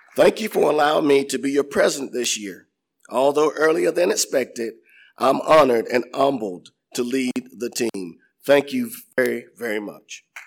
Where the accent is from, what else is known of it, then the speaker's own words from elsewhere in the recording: Inman, South Carolina, United States; I was born and raised in Inman